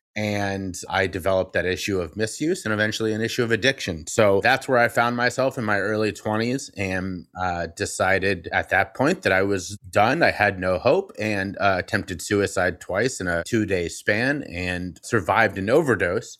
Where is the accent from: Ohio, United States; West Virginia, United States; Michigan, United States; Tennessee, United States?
Ohio, United States; Cincinnati; my hometown of Cincinnati, Ohio